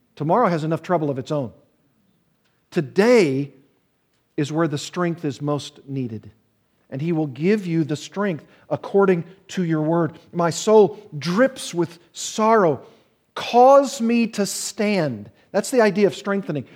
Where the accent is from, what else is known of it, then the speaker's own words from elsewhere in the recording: the South, United States; I'm from the South, and I've told you before that we have a saying there